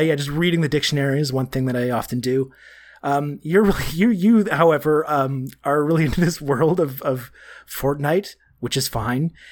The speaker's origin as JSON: {"language": "English", "country": "Canada", "said": "being Canadian"}